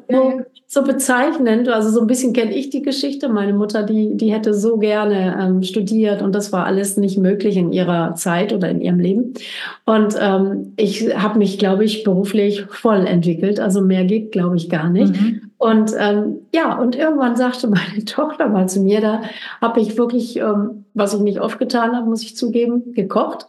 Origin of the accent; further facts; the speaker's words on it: Germany; wir als Deutsche